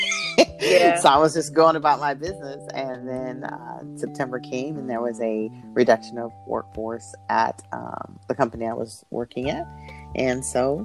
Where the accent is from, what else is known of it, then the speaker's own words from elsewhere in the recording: Peoria, Illinois, United States; moved away as an adult; also born or lived in North Carolina / Raleigh; now in Indianapolis, United States; I'm originally from Peoria, Illinois